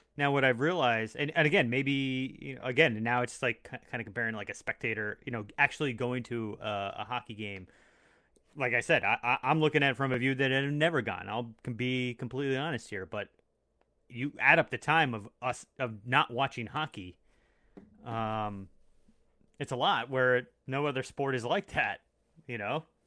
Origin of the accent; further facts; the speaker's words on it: Long Island, New York, United States; I was born in Long Island